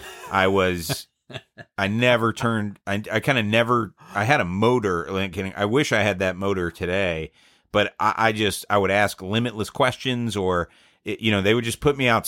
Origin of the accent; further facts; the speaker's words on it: the South, United States; I'm from the South, I would do whatever whatever my wife wanted to do.